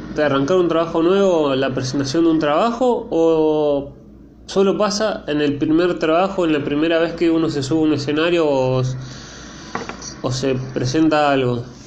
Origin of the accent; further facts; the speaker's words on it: Argentina; como argentino